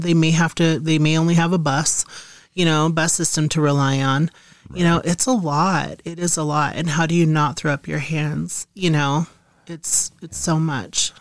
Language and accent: English; Montana, United States; moved away; I'm originally from Montana